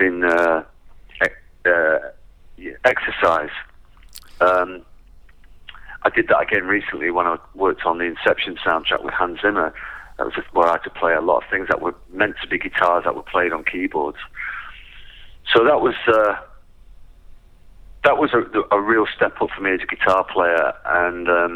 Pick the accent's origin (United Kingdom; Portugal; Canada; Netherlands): United Kingdom; England; born or raised there